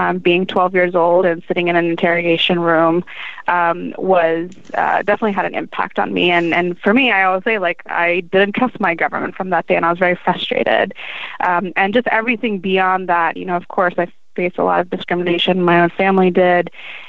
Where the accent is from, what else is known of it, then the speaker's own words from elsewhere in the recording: Gaithersburg, Maryland, United States; born and raised in Maryland